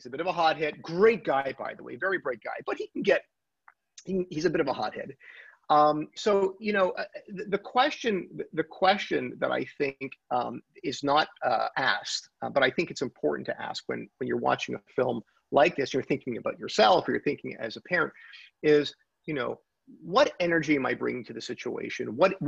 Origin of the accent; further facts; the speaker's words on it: Montreal, Quebec, Canada; now in Toronto, Canada; we're both from Montreal